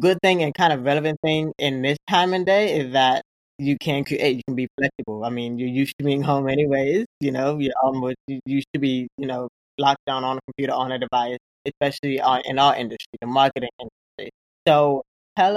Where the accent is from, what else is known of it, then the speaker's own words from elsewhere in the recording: Florida, United States; I was born in Florida